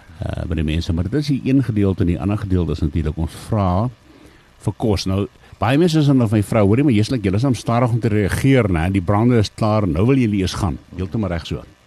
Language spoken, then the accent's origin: Afrikaans; Lowveld, Limpopo, South Africa; hier waar ek vandaan kom